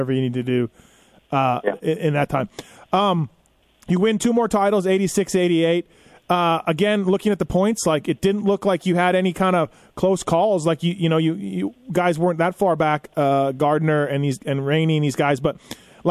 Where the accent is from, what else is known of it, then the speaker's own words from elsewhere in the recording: Canada; I'm Canadian, so I grew up with the red and white Yamahas